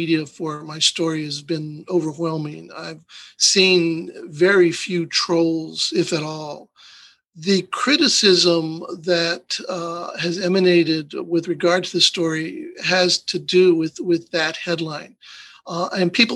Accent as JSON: {"language": "English", "town": "El Paso", "region": "Texas", "country": "United States", "tie": "born or raised there", "moved": "as an adult", "lives_now": "Hidalgo County, United States", "said": "I grew up in El Paso"}